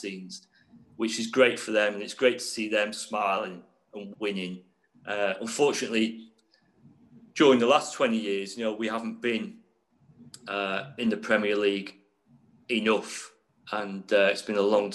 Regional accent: Ormskirk, North West England, United Kingdom; now in Derby, United Kingdom; I was born just outside Liverpool in a place called Ormskirk.

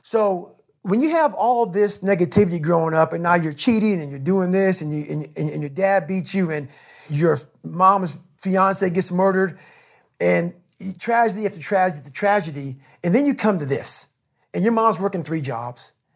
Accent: Brazil, Indiana, United States; born or raised there; also born or lived in Buffalo, New York

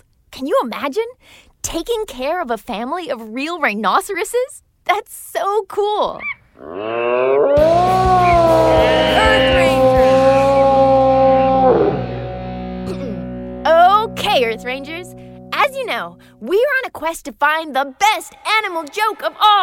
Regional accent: Toronto, Ontario, Canada; my hometown

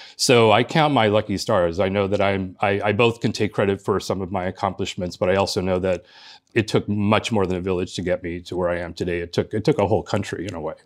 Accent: Los Angeles, California, United States; born or raised there; first language Spanish; English is a second language; moved away as an adult; also born or lived in Cuba; now in East Coast, United States

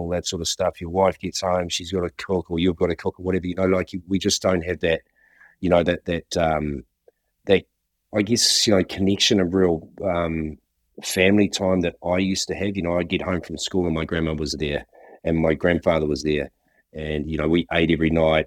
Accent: New Zealand; growing up in New Zealand in the '70s and early '80s

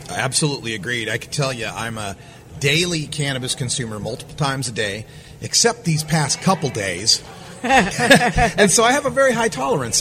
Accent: Portland, Oregon, United States; I'm from Portland, Oregon, and one of the things about Portland, Oregon, we're total foodies

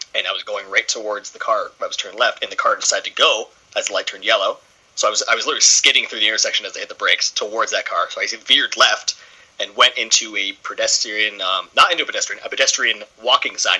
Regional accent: Port Hope, Ontario, Canada; I'm from Port Hope, which is about an hour east of the city.

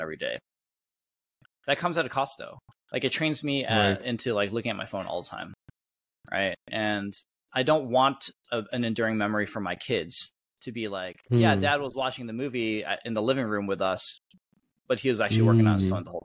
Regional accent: Michigan, United States; moved away as an adult; growing up in Michigan

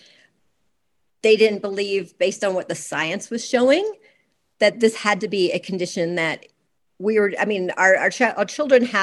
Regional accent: Georgia, United States; moved away as an adult; I grew up in Georgia

